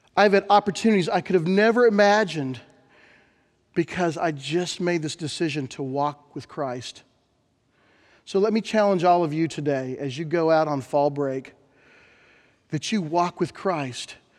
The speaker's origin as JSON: {"language": "English", "town": "Bethany", "region": "Oklahoma", "country": "United States", "tie": "born or raised there", "said": "When I was a kid growing up in Bethany, Oklahoma"}